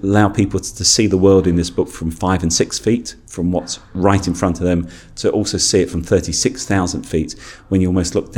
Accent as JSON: {"language": "English", "region": "London", "country": "United Kingdom", "tie": "born or raised there", "said": "I grew up in London"}